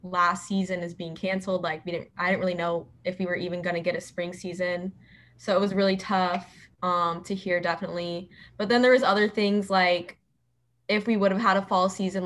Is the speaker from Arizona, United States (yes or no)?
yes; Phoenix, Arizona, United States; I'm local, so I've lived in Arizona my entire life, and I am from Ahwatukee, so that's probably about 25 minutes away from the Tempe campus, and that's where I grew up